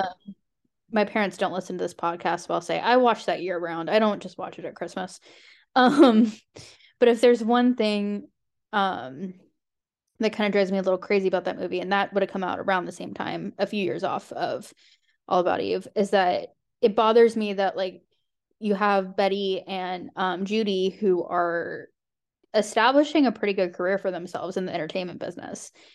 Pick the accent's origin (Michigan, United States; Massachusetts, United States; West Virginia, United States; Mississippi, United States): West Virginia, United States; my home state